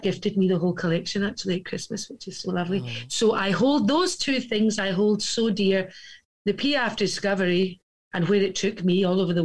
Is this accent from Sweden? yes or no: no; Scotland, United Kingdom; I am a Scottish girl through and through